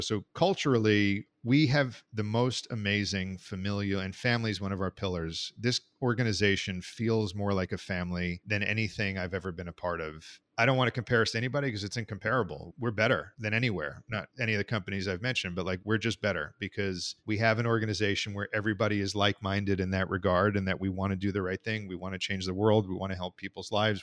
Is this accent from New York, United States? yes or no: yes; New York, United States; I grew up in New York